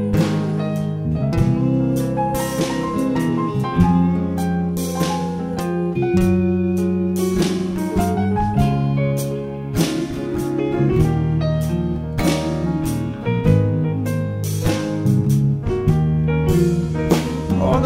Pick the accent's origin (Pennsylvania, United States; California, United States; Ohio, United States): Pennsylvania, United States; Philadelphia; I'm from Philadelphia